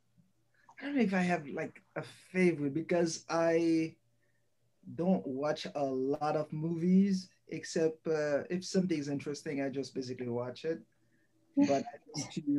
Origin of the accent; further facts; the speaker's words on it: Haiti; moved away as an adult; also born or lived in Michigan, United States / Pennsylvania, United States; now in Missouri, United States; I was born in Haiti and I grew up there. Middle school and high school there, and I came here in the U.S. in a cultural exchange program.